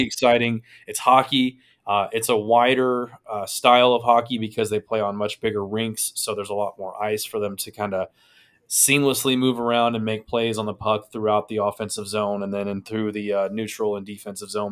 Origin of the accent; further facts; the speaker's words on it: United States; we are lowly people from the States that know one language